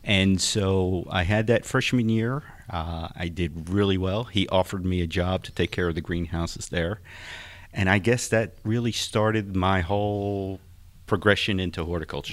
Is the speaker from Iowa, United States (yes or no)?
no; Philadelphia, Pennsylvania, United States; now in Texas, United States; I am not a native Texan. Uh, I grew up in Philadelphia